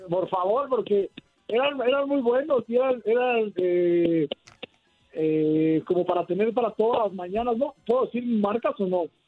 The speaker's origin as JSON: {"language": "Spanish", "country": "Mexico", "said": "como mexicanos"}